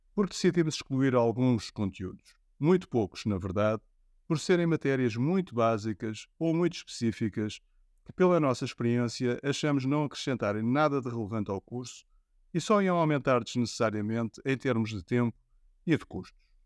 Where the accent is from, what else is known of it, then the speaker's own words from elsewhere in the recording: Portugal; envergonha-me enquanto português